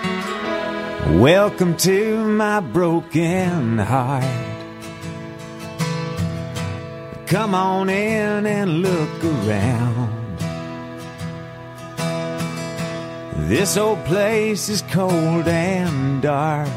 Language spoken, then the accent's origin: English; Nashville, Tennessee, United States; my hometown, Nashville, Tennessee